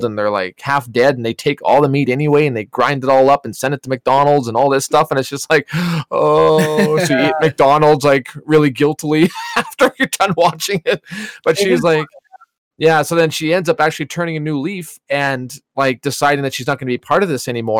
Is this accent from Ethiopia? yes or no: no; Mallaig / St. Lina, Alberta, Canada; growing up in Malaig in St. Lina